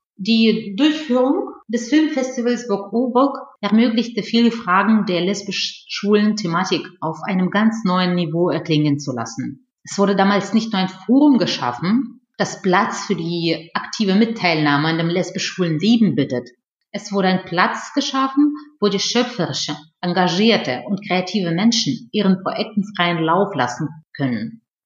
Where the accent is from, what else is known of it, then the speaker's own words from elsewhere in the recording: Russia; first language Russian; German is a second language; now in Germany; komme ich ursprünglich aus Russland und äh, meine Muttersprache ist Russisch